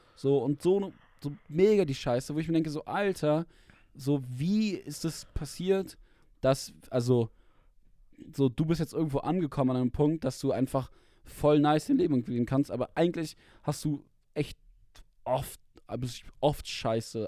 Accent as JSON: {"language": "German", "country": "Germany", "said": "ich war dann trotzdem immer der Deutsche, so mit so zwei anderen war ich denn, war ich dann der Deutsche in der Klasse"}